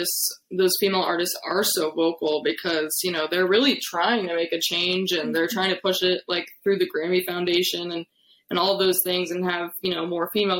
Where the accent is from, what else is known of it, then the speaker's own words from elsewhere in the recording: Findlay, Ohio, United States; moved away as an adult; now in Nashville, United States; I am originally from Northwest Ohio, a town called Findlay